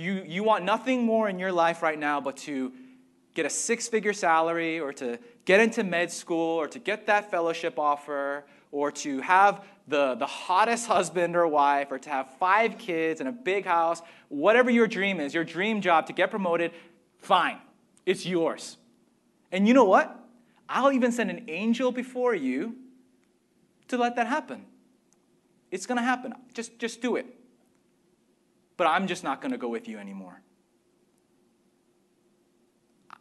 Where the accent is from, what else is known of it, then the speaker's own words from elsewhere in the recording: United States; as an American